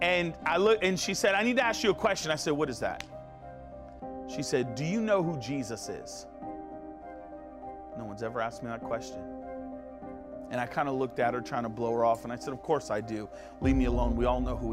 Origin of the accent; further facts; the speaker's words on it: Connecticut, United States; I grew up in Connecticut